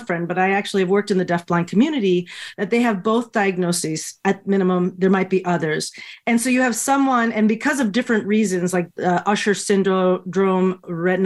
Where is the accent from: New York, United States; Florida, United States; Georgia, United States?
Florida, United States; moved away as an adult; also born or lived in Miami; now in Boston, United States; I'd been in Florida for most of my upbringing